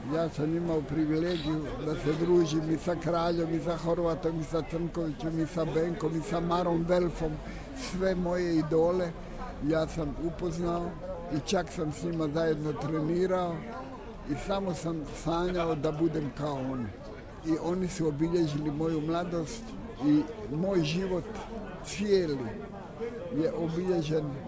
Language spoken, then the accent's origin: Croatian; Travnik, Federation of Bosnia and Herzegovina, Bosnia & Herzegovina; moved away as an adult; now in Zagreb, Croatia; Jer ja dolazim iz Travnika, u jedan veliki grad čija ulica i najmanja ima jednako stanovnika koliko i moj travnik.